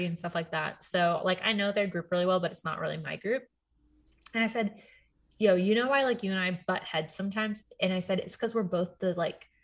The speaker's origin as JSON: {"language": "English", "country": "Puerto Rico", "also_born_or_lived": "Texas, United States", "moved": "yes", "lives_now": "Virginia, United States", "said": "I'm from Puerto Rico"}